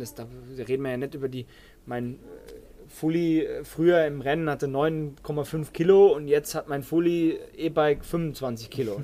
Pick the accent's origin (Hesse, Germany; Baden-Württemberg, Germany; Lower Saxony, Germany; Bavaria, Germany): Baden-Württemberg, Germany; Bei uns in Baden-Württemberg